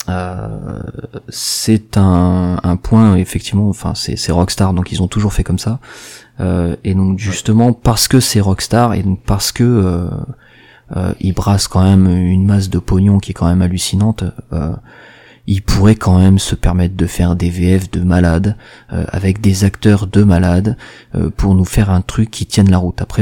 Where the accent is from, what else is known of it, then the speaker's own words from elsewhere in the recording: Marseille, Provence-Alpes-Côte d'Azur, France; avec un accent je suis marseillais, faut pas, hein, d'accord